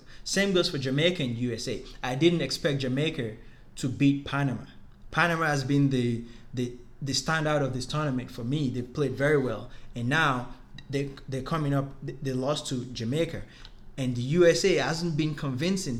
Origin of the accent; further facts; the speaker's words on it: Nigeria; as a Nigerian